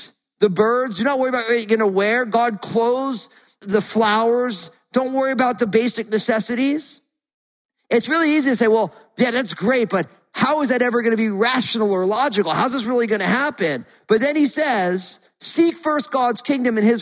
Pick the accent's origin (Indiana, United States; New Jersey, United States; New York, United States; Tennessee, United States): New Jersey, United States; Growing up in New Jersey, there was all those seagulls down at the beach